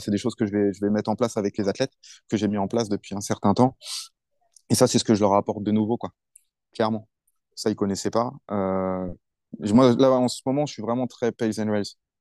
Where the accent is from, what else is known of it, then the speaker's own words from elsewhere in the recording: France; moved away as an adult; also born or lived in Paris / Bordeaux; now in China; quand je viens de France